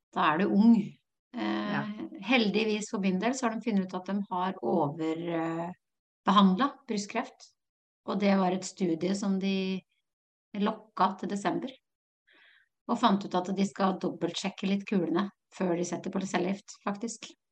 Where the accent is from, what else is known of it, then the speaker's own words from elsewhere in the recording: Notodden, Vestfold og Telemark, Norway; jeg er jo fra Råneby, Notodden